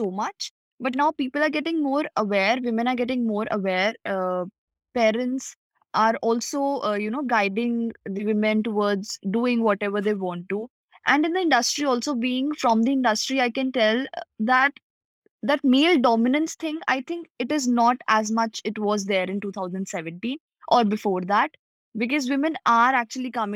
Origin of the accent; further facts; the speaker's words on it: Punjab, India; also born or lived in Mumbai; I've stayed all my life in Punjab.